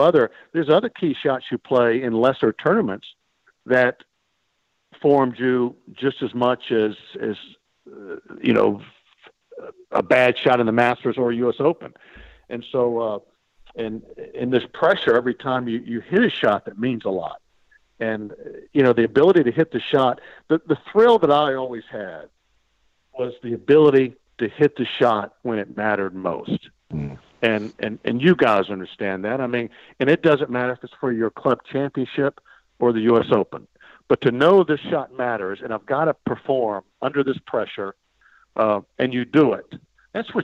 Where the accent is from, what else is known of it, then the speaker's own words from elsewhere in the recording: United States; being the American kid